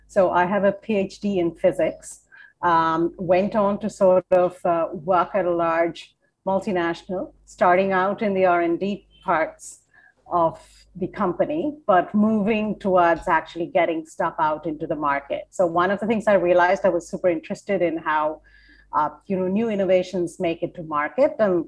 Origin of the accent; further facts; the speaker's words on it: India; now in United States; Yes, I am from India. My first foot into the U.S. was Vermont.